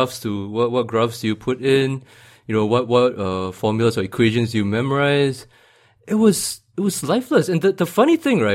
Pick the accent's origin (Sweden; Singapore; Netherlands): Singapore; I grew up and studied in Singapore all the way through to JC